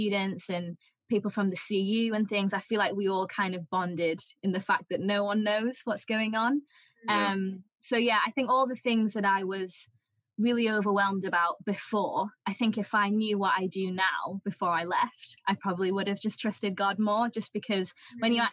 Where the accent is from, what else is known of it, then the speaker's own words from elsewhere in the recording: Preston, North West England, United Kingdom; moved away as an adult; now in Bristol, United Kingdom; I'm from Preston, studying in Bristol, doing law. So I'm one of those northerners who ventured down south